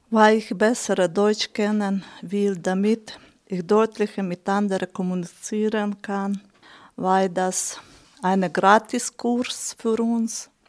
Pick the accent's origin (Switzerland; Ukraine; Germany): Ukraine; German is a second language; also born or lived in Hungary; now in Hohenems, Austria; Ich komme aus Ungarn. Ursprünglich ich bin aus der Ukraine.